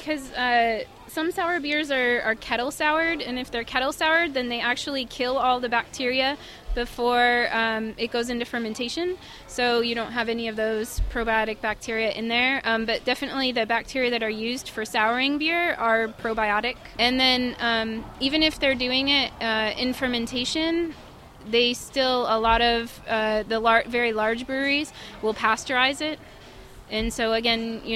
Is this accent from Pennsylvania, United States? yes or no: yes; Scranton, Pennsylvania, United States; I grew up in Scranton, Pennsylvania, mm-hmm. so I'm from that area.